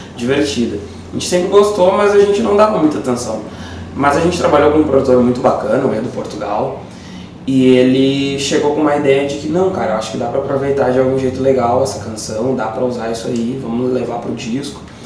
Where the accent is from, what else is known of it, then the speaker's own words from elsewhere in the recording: Porto Alegre, Rio Grande do Sul, Brazil; now in Viamão, Brazil; Eu nasci em Porto Alegre, uh, hoje vivo em Viamão há pelo menos mais de 20 anos